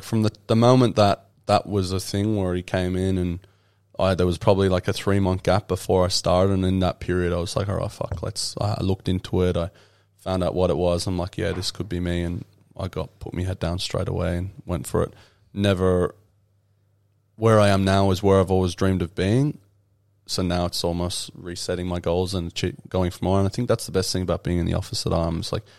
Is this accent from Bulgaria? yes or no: no; Ireland; And that's the estate that I grew up in Ireland.